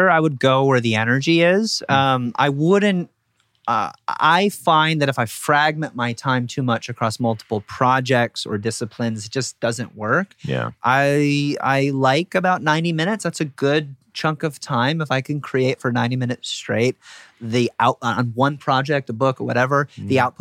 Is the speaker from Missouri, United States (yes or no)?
no; Chicago, Illinois, United States; but, you know, like I'm, I'm from Chicago